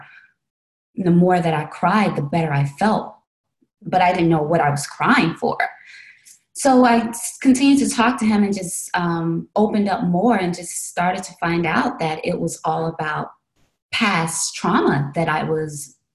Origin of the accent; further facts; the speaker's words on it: Chicago, Illinois, United States; I'm originally from Chicago, Illinois, and I had visited New York and fell in love with it and went back to Chicago